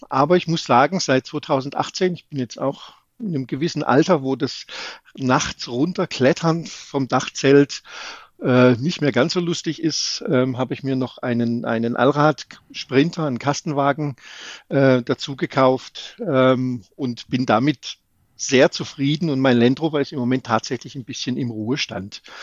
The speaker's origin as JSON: {"language": "German", "town": "Baden-Baden", "region": "Baden-Württemberg", "country": "Germany", "said": "ich komme aus Baden-Baden"}